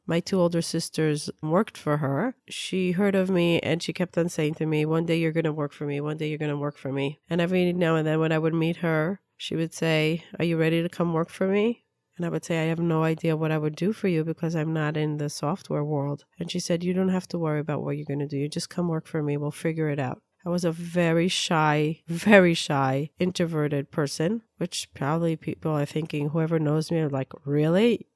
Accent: Israel; also born or lived in Peoria, Illinois, United States; I was born in Peoria, Illinois. My parents moved to Israel when I was two years old. I grew up in Israel

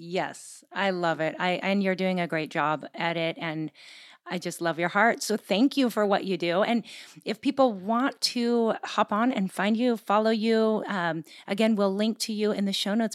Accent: Gig Harbor, Washington, United States; my hometown of Gig Harbor, Washington

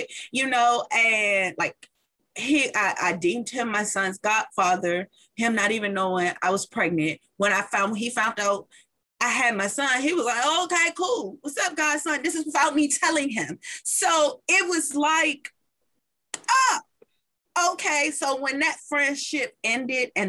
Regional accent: Washington, District of Columbia, United States; I am a true Washingtonian

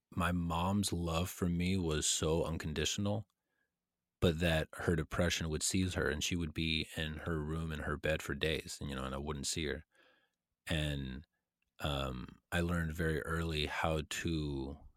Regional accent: a town in Texas north of Austin, United States; moved away as an adult; I was living in a town in Texas that was about an hour and 15 minutes north of Austin

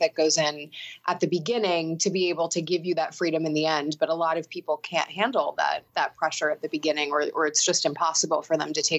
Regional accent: Sea Isle City, New Jersey, United States; I grew up in Sea Isle City, New Jersey, which is basically as far south as you can go in the state, right on the water.

